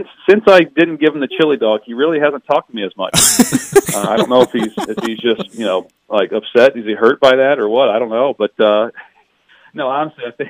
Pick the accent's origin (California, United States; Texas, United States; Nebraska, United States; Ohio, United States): Ohio, United States; Cincinnati; moved away; I'm from Cincinnati